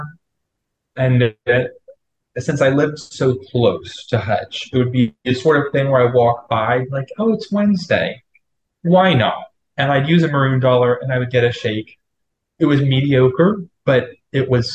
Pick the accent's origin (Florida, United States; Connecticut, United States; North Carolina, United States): Florida, United States; moved away as an adult; I'm from Florida